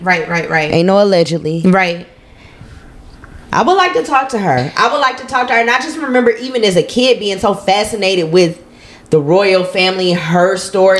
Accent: Minnesota, United States; I'm a girl from Minnesota.

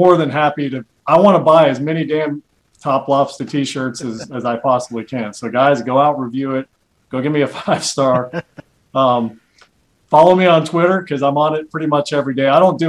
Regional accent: Spartanburg, South Carolina, United States; moved away; I grew up in South Carolina. In Spartanburg, which back in those days was just this little sleepy Southern Baptist town.

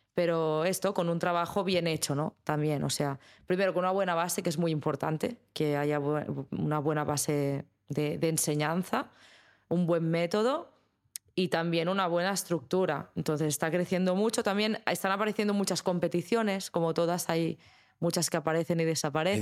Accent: Spain; como española y como mujer en España

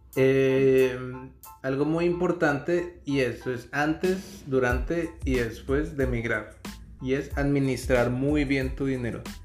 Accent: Bogotá, Colombia; moved away as an adult; now in Canada; Somos de Bogotá, Colombia

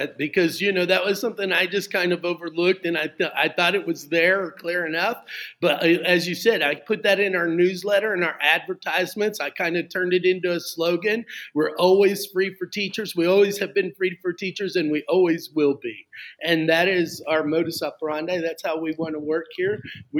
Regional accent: United States; moved away as an adult; Okay, well, I'm originally from the United States, but I've been out here working, teaching, and now recruiting internationally for international schools for the past 23 and a half years.

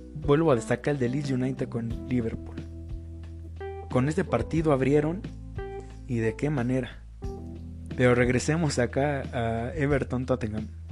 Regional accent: Mexico; yo soy mexicano

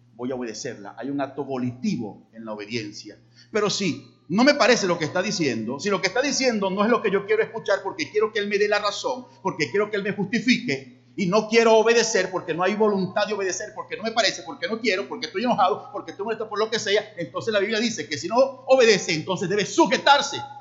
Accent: Llanero, Los Llanos, Venezuela; me decían … porque hablaba demasiado rápido como buen llanero

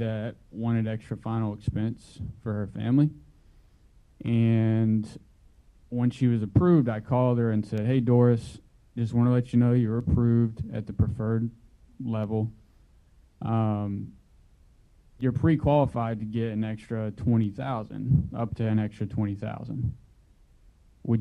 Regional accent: Houston, Texas, United States; I am from Houston, Texas, and have been here just over 5 years

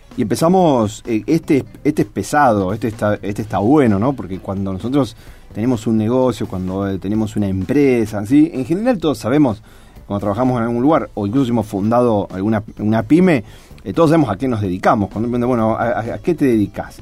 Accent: Rosario, Santa Fe, Argentina; como rosarinos también, ¿cierto? Si, elegimos seguir viviendo acá

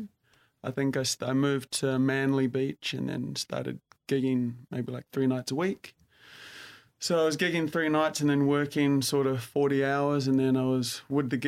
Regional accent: New Zealand; moved away as an adult; also born or lived in London; now in Sydney, Australia; born and raised in New Zealand and then sort of moved around after high school

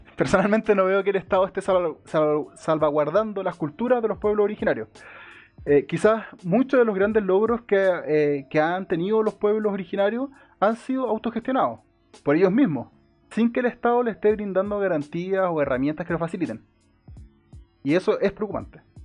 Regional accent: Santiago, Santiago Metropolitan Region, Chile; also born or lived in Melipilla; yo nací en Santiago, después me mudé a Melipilla, luego volví a Santiago, me he mudado tres veces.

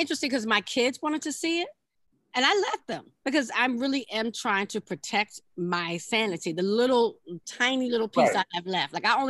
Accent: Virginia, United States; what you will. I am from Southern Virginia.

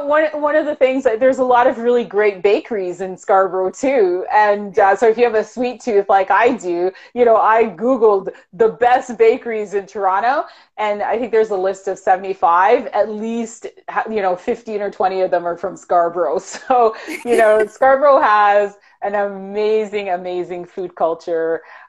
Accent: Jamaica; I'm from Jamaica, so of course I know where all of the Jamaican food is.

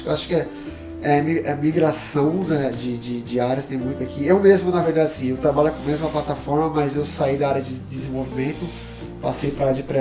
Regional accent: Brazil; now in Canada; É, eu cresci no Brasil e ela cresceu aqui

